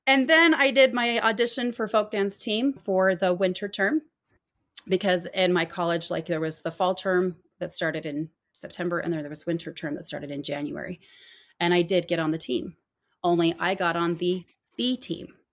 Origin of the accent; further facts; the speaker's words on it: Arizona, United States; growing up in Arizona